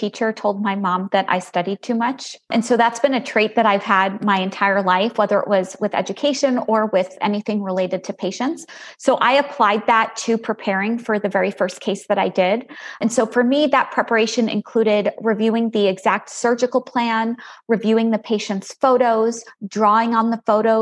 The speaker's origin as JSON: {"language": "English", "area": "Long Island", "region": "New York", "country": "United States", "also_born_or_lived": "Galveston, Texas", "moved": "as an adult", "lives_now": "Plano, United States", "said": "I'm originally from Long Island, New York"}